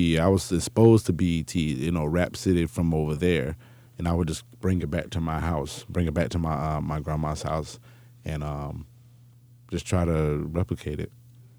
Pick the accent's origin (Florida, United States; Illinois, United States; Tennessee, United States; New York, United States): Florida, United States; Jacksonville; So when we moved to Jacksonville, that's when my mom and dad separated.